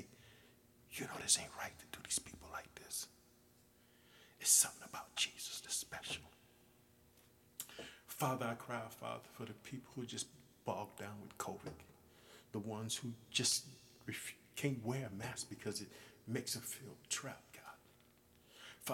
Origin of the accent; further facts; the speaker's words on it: Illinois, United States; my home state of Illinois